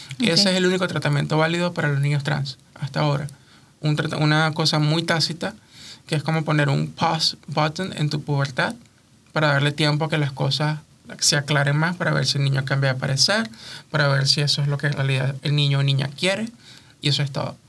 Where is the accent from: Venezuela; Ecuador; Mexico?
Venezuela; now in United States; mi diáspora venezolana